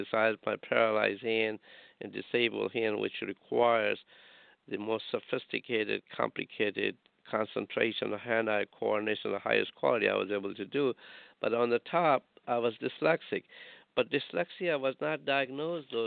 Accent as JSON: {"language": "English", "country": "India", "tie": "born or raised there", "moved": "yes", "lives_now": "Rhode Island, United States", "said": "I'm a heart surgeon, sister, and I grew up in India"}